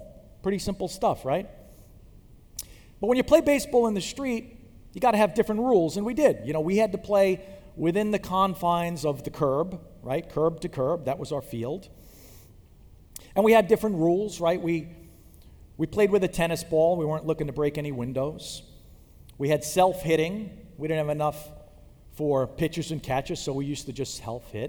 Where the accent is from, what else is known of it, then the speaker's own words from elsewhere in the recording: Long Island, New York, United States; I grew up on Long Island